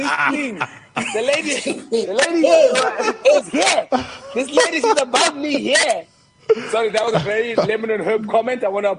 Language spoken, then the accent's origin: English; Cape Town, Western Cape, South Africa; I grew up in Kukuletu Lange, which is a township, and then when we were allowed, we moved into a white area.